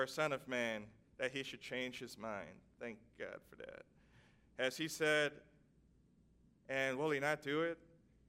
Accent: New York, United States; also born or lived in Vermont; now in Washington, D.C., United States; I, being a New Yorker, just couldn't adjust to living in a small town of 7,000

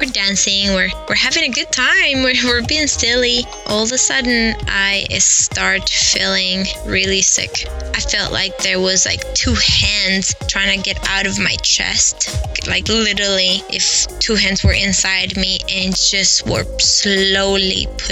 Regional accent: Santiago, Santiago Metropolitan Region, Chile; I grew up in Santiago de Chile, in a really bad neighborhood where cops would not even enter

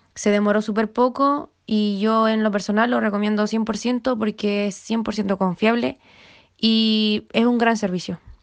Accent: Chile; soy de Chile

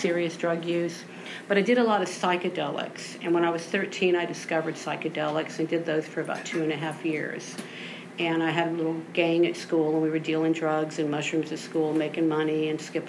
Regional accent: Austin, Texas, United States; I grew up in Austin. I was born here over in the Clarksville area

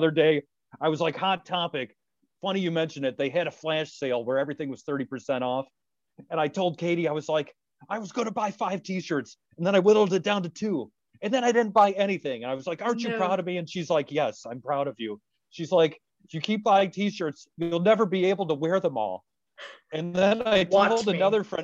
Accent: near Detroit, east side of Michigan, United States; I grew up not far from the Detroit area

